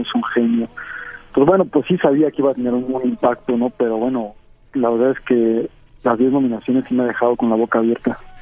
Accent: Ecatepec, State of Mexico, Mexico; yo nací en el Estado de México

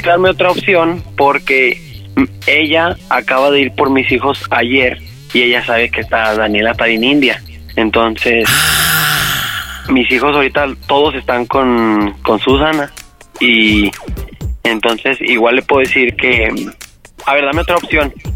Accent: Aguascalientes, Mexico; y ella, somos de Aguascalientes

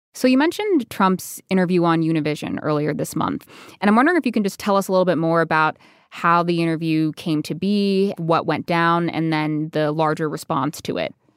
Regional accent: Arizona, United States; I grew up in Arizona

